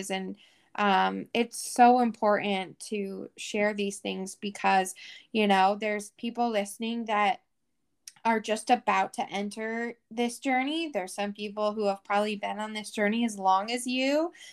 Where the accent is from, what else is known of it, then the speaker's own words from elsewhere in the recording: Washington, United States; You know, I'm from Washington, you know, you're in California.